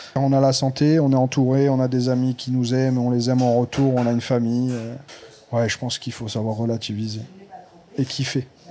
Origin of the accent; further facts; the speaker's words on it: Nice, Provence-Alpes-Côte d'Azur, France; also born or lived in Saint-André-de-la-Roche; on est on est d'ici, on a grandi ici. Je suis de deux endroits, de Saint-André de la Roche de naissance à Nice-Est